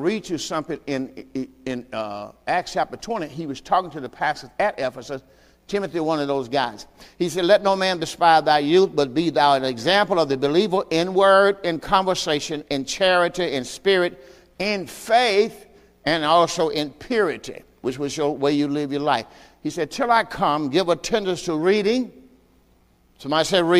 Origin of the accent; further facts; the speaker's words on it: the South, United States; I'm from the South.